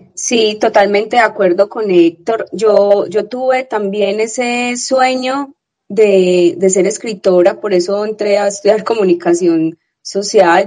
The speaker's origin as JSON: {"language": "Spanish", "town": "Medellín", "region": "Antioquia", "country": "Colombia", "tie": "born or raised there", "said": "he, nacido y he vivido aquí"}